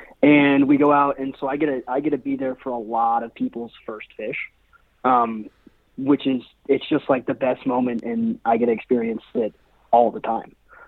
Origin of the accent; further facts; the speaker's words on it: Seattle, Washington, United States; also born or lived in Spain; And then out of high school, I bounced back and forth from Seattle, which is where I'm from. I was born and raised in Seattle.